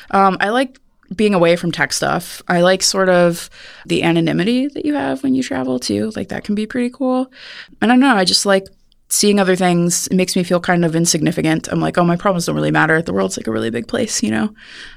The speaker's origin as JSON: {"language": "English", "region": "Midwest", "country": "United States", "said": "I'm from the Midwest, and so, you know, I wasn't used to not having a job."}